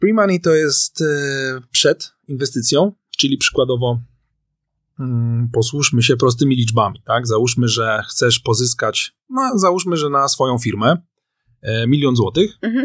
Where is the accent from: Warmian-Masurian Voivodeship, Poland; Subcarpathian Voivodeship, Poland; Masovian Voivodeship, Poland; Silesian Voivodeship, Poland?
Masovian Voivodeship, Poland; Warsaw; jestem z Warszawy